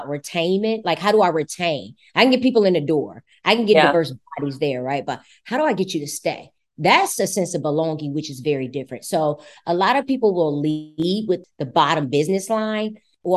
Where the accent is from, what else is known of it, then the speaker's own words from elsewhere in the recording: United States; I'm American